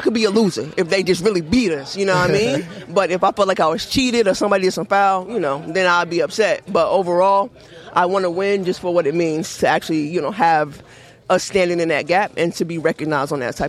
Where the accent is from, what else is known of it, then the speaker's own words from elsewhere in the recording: Raleigh, North Carolina, United States; accent: southern; also born or lived in Charlotte, North Carolina; now in Los Angeles, United States; I'm from Raleigh originally